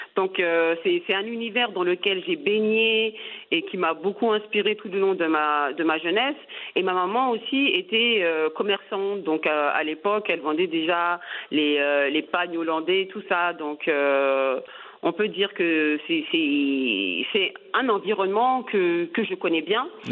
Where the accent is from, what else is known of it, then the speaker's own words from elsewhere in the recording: France; moved away as an adult; now in Senegal; je suis née et j'ai grandi en France. Euh, je suis originaire de la Côte d'Ivoire